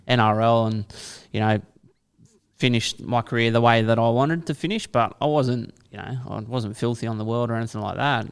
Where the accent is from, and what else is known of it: Kiama, New South Wales, Australia; born or raised there; also born or lived in St George, Sydney